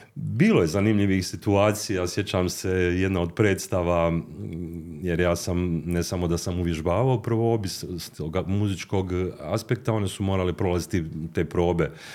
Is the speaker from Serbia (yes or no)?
no; Mostar, Federation of Bosnia and Herzegovina, Bosnia & Herzegovina; also born or lived in Zagreb; od najranijeg djetinstva koje sam proveo u Mostaru gdje sam završio osnovnu i srednju školu